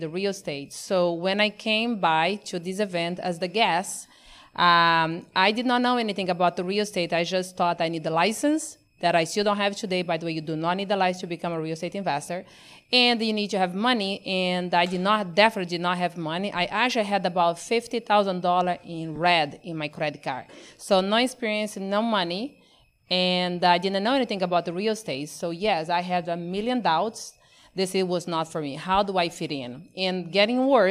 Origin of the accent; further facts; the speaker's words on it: Amazon, Brazil; now in United States; born and raised in Brazil, not just in Brazil, but in the middle of the Amazon with no power